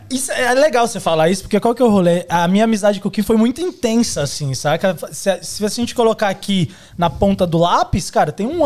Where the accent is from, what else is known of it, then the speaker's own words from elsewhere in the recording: Caetité, Bahia, Brazil; now in São Paulo, Brazil; eu sou da Bahia, você perguntou de onde eu sou, eu sou do interior da Bahia, de uma, chamada, uma cidade chamada Caetité. É minúscula